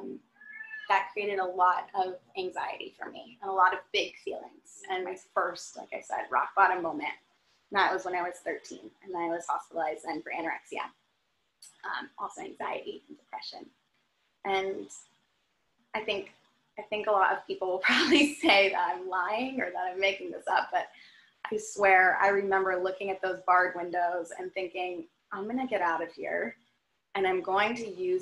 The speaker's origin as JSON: {"language": "English", "town": "Redondo Beach", "region": "California", "country": "United States", "tie": "born or raised there", "said": "I grew up in Redondo Beach, California"}